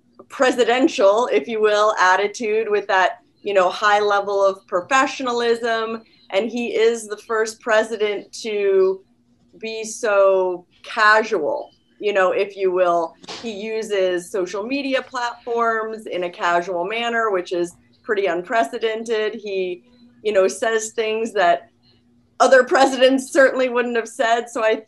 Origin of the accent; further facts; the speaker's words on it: Cape Cod, Massachusetts, United States; also born or lived in North Carolina / Washington, D.C.; Well, I was born in North Carolina, but I only lived there till I was three. So I really grew up in the suburbs of Washington, D.C. and Cape Cod, Massachusetts.